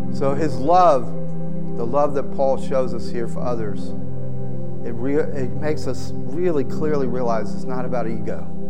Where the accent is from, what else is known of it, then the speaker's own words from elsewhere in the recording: the South, United States; I grew up in the South, it's in my DNA